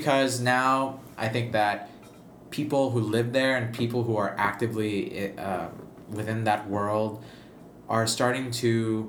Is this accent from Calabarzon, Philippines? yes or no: yes; Lucena, Calabarzon, Philippines; also born or lived in New York; now in Boston, United States; my hometown in the Philippines, in Lucena